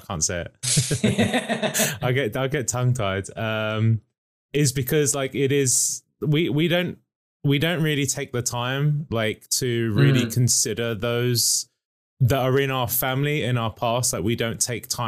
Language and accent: English; England, United Kingdom; I'm English